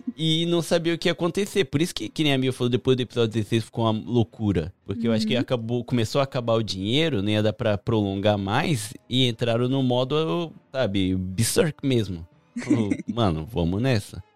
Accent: Japan; eu cresci aqui no Japão

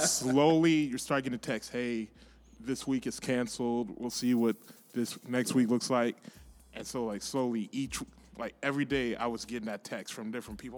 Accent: Texas, United States; also born or lived in San Antonio, Texas; I was born in San Antonio, but grew up here pretty much. So almost like I was born here

